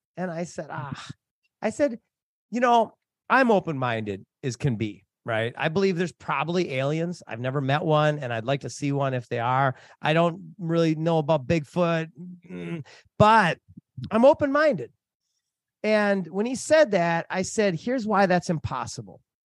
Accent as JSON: {"language": "English", "region": "Minnesota", "country": "United States", "tie": "born or raised there", "also_born_or_lived": "Hawaii / Africa", "moved": "as an adult", "said": "I grew up in Minnesota."}